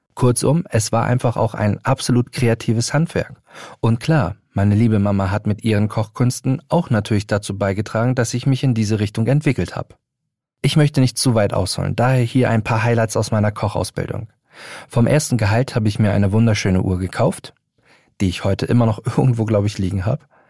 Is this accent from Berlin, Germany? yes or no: no; Hamburg, Germany; in meiner Heimatstadt Hamburg